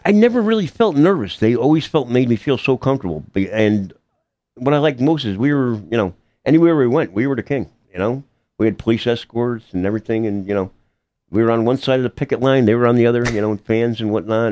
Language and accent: English; Hamden, Connecticut, United States; I'm from Hamden, grew up, born and bred, um, went to Hamden High School